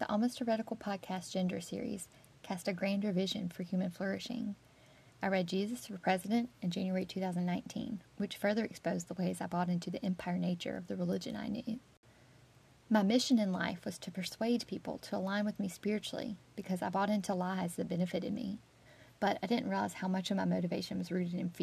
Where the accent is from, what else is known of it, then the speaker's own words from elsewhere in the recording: South Carolina, United States; I grew up in South Carolina and attended public schools here